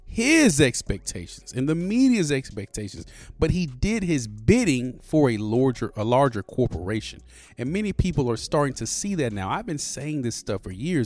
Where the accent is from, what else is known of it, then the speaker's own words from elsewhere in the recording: United States; I grew up in the hood. I'm from Pleasant Grove. I love my neighborhood. I love my city